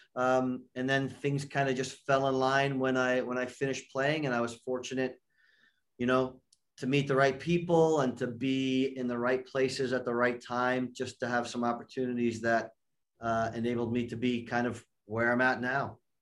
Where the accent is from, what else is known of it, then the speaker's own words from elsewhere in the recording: New York, United States; I grew up in New York, uh, just outside New York